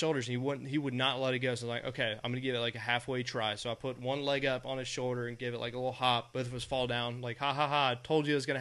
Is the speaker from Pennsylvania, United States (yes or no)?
no; Virginia, United States; I'm from Virginia, too